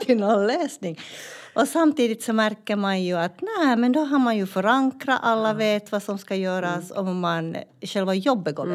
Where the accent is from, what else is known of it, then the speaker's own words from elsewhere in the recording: Finland; moved away as an adult; now in Malmberget, Sweden; jag var ju från Finland